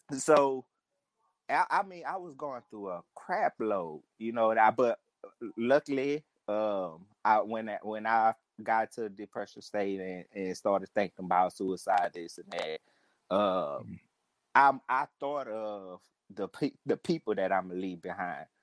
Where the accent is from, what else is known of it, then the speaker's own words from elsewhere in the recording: New Orleans, Louisiana, United States; I'm from New Orleans too, and I'm from the uh, the St. Thomas